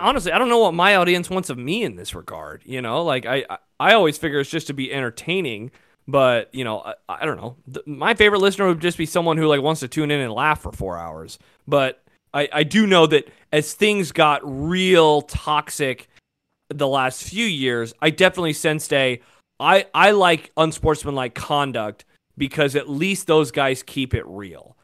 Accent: Omaha, Nebraska, United States; I grew up in Omaha. I'm a city kid.

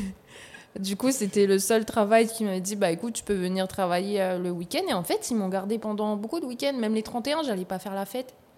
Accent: Nouméa, South Province, New Caledonia; also born or lived in Ponérihouen / Houaïlou; j'ai grandi à Nouméa

